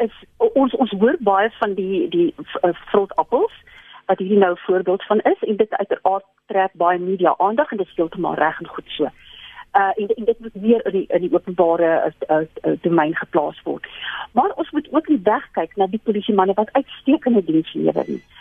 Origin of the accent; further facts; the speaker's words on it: South Africa; ons as Suid-Afrikaners